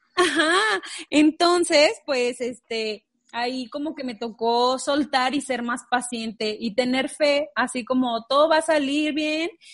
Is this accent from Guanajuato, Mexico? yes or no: yes; Guanajuato, Mexico; moved away as an adult; now in Chihuahua, Mexico; somos de Guanajuato